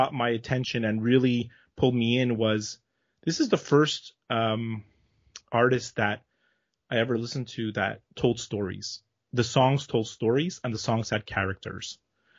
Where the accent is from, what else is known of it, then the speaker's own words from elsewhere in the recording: Montreal, Quebec, Canada; Well, I am from Montreal, Canada, born here, raised here, still living here.